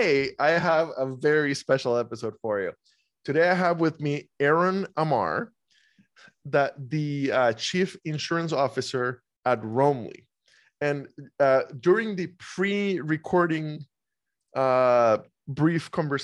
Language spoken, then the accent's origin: English; Costa Rica; moved away; I grew up in Costa Rica